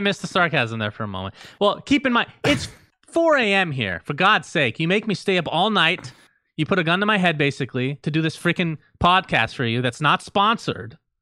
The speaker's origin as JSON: {"language": "English", "country": "United States", "tie": "born or raised there", "also_born_or_lived": "Middle East", "said": "growing up in the United States"}